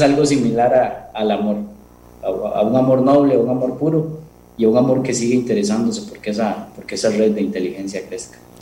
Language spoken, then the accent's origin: Spanish; Costa Rica; al lugar de donde vine, a la gente de donde vine todo, el amor que recibí, toda la calidad de vida que uno puede recibir en Costa Rica